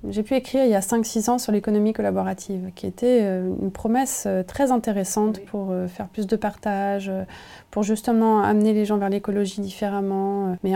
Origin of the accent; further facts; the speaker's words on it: Nevers, Bourgogne-Franche-Comté, France; j'ai grandi en Bourgogne, à Nevers, un endroit où il n'y avait pas trop de, ah, pas trop de maison, ça s'est construit, j'ai vu, voilà, j'ai vu l'urbanisation.